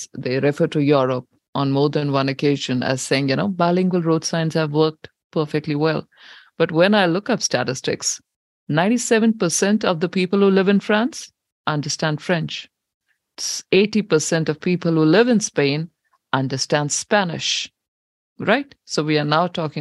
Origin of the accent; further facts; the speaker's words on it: Punjab, India; now in New Zealand; I come from India, Punjab, and Punjabi language there